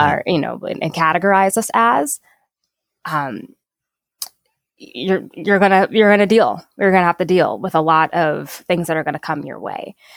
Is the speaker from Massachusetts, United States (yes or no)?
no; Saint Paul, Minnesota, United States; I grew up here in Minnesota